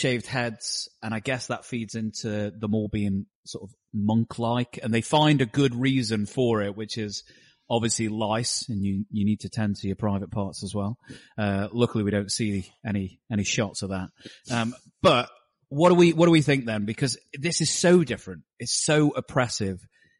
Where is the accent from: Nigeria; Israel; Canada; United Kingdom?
United Kingdom; And because I am British, clearly